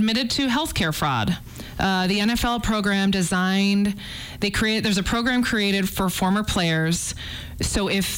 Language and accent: English; outside of Chicago, Illinois, United States; moved away; I grew up outside of Chicago